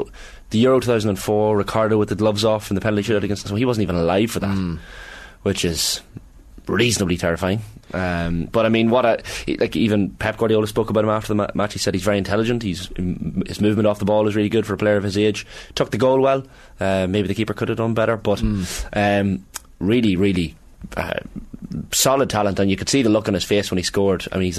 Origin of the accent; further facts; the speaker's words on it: Monaghan, County Monaghan, Ireland; accent: Monaghan town; Monaghan town accent, yeah.